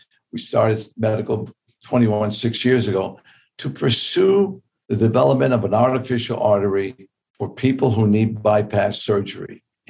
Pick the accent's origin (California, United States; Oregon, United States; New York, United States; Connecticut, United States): New York, United States; I grew up in Tips Bay Boys Club in New York.